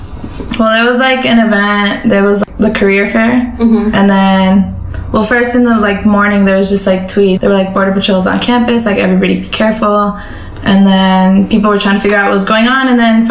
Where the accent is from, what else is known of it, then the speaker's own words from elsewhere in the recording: Phoenix, Arizona, United States; also born or lived in Michoacán, Mexico; now in Tucson, United States; I'm from Phoenix, but my family's from Michoacán, Mexico.